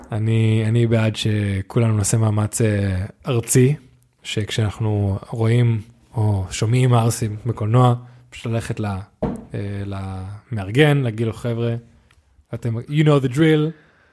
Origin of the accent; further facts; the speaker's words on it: Netanya, Central District, Israel; now in Tel Aviv, Israel; אני והרג גדלנו בנתניה